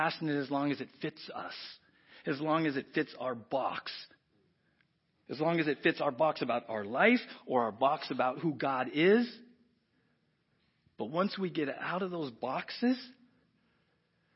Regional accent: San Diego, California, United States; moved away; I grew up in South San Diego

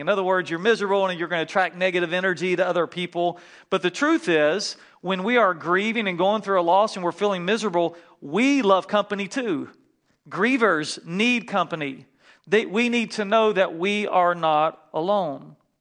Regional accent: North Carolina, United States; moved away; flying home back to North Carolina to see my family, and I really wanted to see my grandmother, and you can tell I'm from the South

